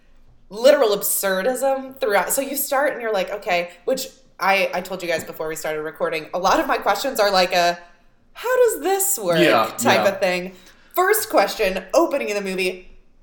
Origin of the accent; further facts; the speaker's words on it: Georgia, United States; Growing up in Georgia